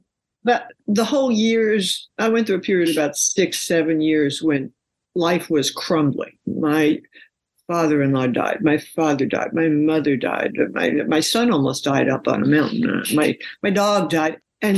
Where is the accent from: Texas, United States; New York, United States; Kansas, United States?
New York, United States; I'm from New York. I've been up many, many skyscrapers and big, tall buildings.